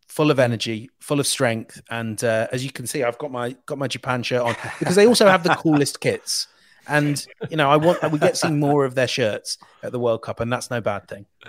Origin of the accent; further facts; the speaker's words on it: England, United Kingdom; I'm an Englishman